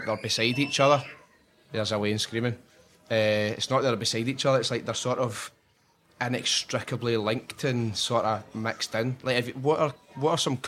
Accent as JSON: {"language": "English", "region": "Scotland", "country": "United Kingdom", "said": "as a Scottish person"}